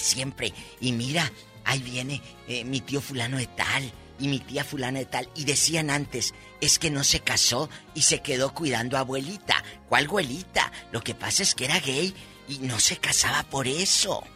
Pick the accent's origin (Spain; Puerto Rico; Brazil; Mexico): Mexico; Matamoros, Tamaulipas; En mi tierra, eh, Matamoros, Tamaulipas